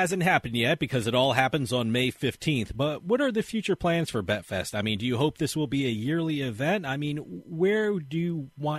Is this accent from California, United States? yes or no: no; New Jersey, United States; in my home state of New Jersey